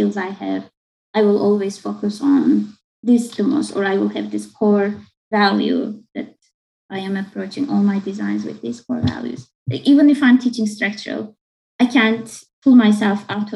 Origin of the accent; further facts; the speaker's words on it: Turkey; first language Turkish; English is a second language; moved away as an adult; also born or lived in Istanbul / Akron, Ohio / Baltimore, Maryland; now in United States; my mother tongue, that is Turkish, and how I grew up with it